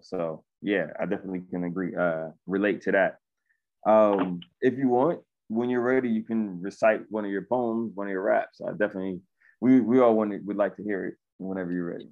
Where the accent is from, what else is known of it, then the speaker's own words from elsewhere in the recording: New York City, New York, United States; moved away as an adult; now in Salvador, Brazil; I was born and raised in Brooklyn